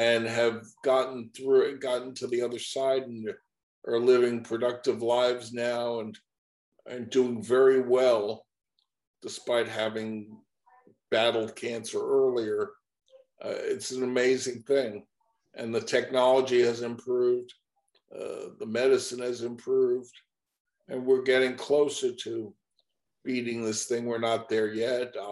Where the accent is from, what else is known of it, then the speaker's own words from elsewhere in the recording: Baldwin, New York, United States; also born or lived in Connecticut; now in Florida, United States; I was from Baldwin, Long Island.